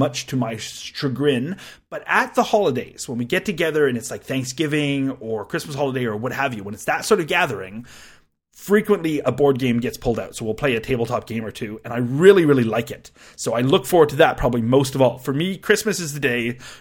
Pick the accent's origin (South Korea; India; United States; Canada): Canada; I'm Canadian